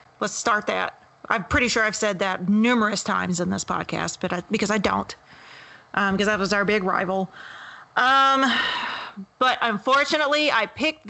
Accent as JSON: {"language": "English", "region": "Louisiana", "country": "United States", "said": "I'm from Louisiana"}